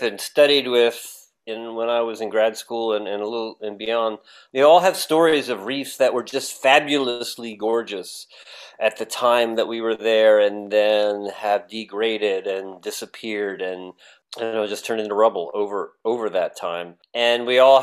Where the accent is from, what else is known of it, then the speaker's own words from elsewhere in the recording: Baltimore, Maryland, United States; now in California, United States; we grew up there in Baltimore